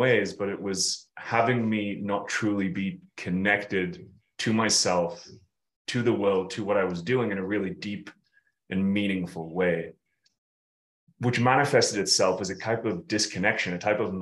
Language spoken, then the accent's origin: English; United Kingdom; we're both British